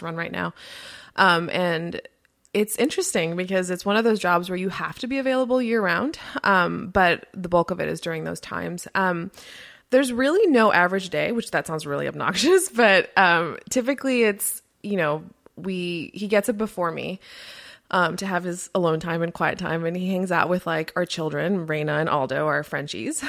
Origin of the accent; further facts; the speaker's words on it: Miami, Florida, United States; first language Spanish; English is a second language; I grew up in Miami, Florida. My parents immigrated from Colombia in South America, and, uh, my first language is Spanish